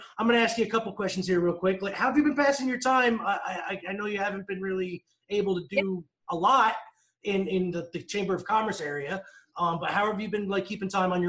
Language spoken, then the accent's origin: English; Red Hook, United States; moved away; I grew up in Red Hook, of course.